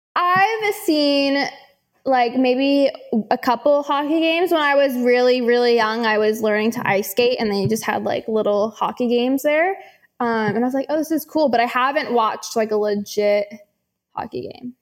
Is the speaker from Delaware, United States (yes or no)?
no; San Francisco, California, United States; now in Charlotte, United States; I'm from San Francisco